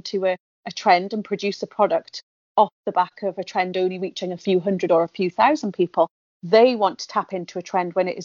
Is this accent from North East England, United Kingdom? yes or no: yes; the Northeast, North East England, United Kingdom; I'm from the Northeast. I went and worked elsewhere in the world and came back to the Northeast